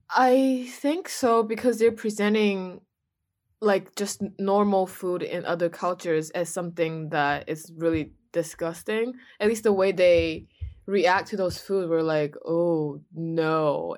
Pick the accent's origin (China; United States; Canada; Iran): China; moved away; where are you from? And I said, China